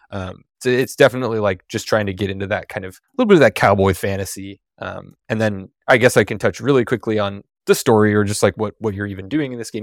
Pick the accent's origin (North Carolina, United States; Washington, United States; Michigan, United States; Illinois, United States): Washington, United States; Seattle; I live in Seattle. I grew up in Seattle